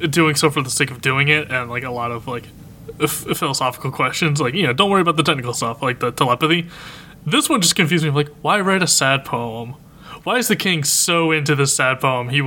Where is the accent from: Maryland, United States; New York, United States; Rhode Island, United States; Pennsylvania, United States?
Pennsylvania, United States; Philadelphia; I'm from Philly.